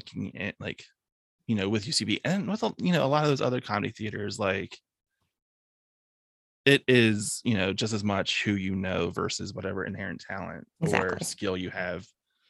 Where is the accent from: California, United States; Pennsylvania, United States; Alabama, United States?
Pennsylvania, United States; Philadelphia; But at the same time, I'm Philadelphian.